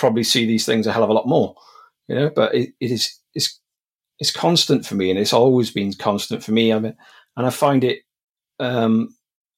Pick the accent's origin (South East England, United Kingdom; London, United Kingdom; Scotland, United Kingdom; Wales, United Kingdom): Wales, United Kingdom; also born or lived in Monmouthshire; I'm from Wales. I live in Monmouthshire now, but I've lived all over South Wales in the UK.